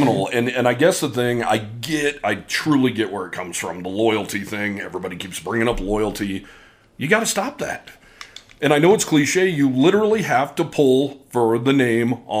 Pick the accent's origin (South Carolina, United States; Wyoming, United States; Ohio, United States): Wyoming, United States; I'm a Wyoming guy, and I'm from here